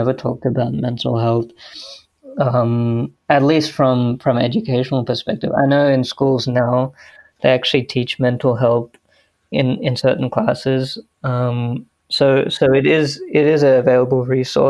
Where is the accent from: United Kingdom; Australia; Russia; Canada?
Australia; also born or lived in United States; I was born and raised here in Australia.